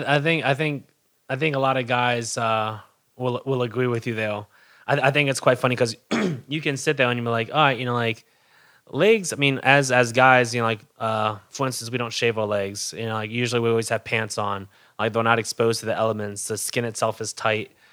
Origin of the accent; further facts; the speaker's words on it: Hamilton, New York, United States; also born or lived in Albany, New York; I was born in Hamilton, New York, air shipped to Albany